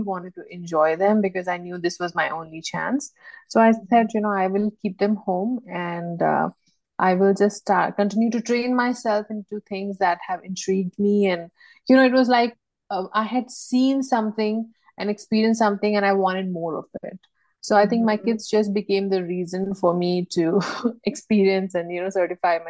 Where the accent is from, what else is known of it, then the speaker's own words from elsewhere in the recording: India; moved away; also born or lived in Bangladesh / United States; I am from India